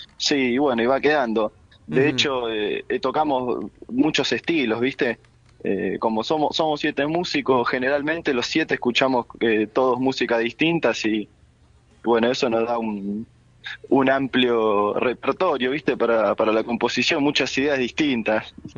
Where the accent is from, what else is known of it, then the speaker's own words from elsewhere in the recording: Lanús, Buenos Aires Province, Argentina; somos de Lanús